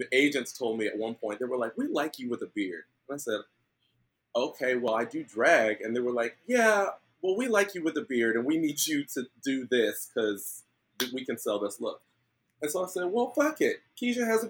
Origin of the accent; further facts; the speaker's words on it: Oklahoma City, Oklahoma, United States; now in New York City, United States; I am originally from Oklahoma City. I started drag in OKC 12 years ago